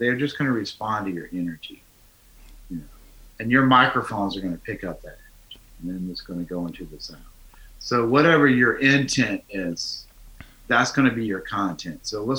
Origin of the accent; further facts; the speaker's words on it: United States; I'm still an American dude.